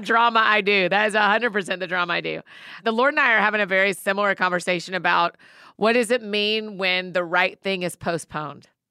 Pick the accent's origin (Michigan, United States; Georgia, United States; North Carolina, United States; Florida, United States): Georgia, United States; Marietta; Marietta, my hometown people